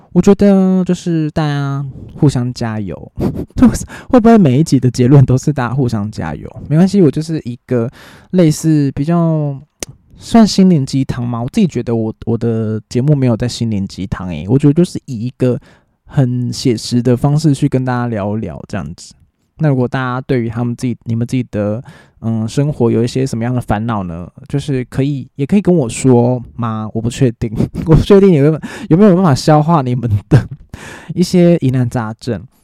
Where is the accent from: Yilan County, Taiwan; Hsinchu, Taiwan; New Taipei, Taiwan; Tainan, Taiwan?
New Taipei, Taiwan; 我是新北人